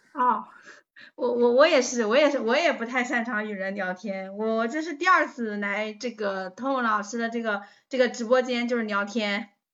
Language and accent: Chinese; Taizhou, Jiangsu, China; 我来自江苏，江苏泰州